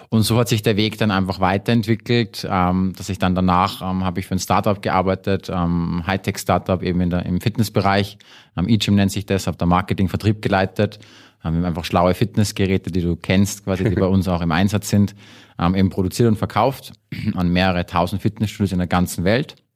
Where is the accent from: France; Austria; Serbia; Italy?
Austria; Salzburg; moved away; ursprünglich aus Salzburg, äh, war lange Zeit weg. Das heißt, in Deutschland sagen sie immer, ich bin ein Ösi und in Österreich glauben sie immer, ich bin ein Deutscher.